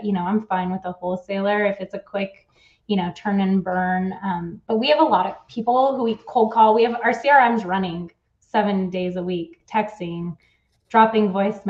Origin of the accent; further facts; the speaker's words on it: Switzerland; I came from Switzerland. We had a totally different mentality and thought process.